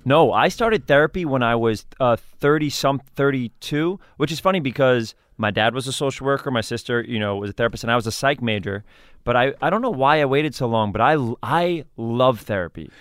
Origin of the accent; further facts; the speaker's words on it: New York City, New York, United States; also born or lived in Edgemont, New York; I grew up in Riverdale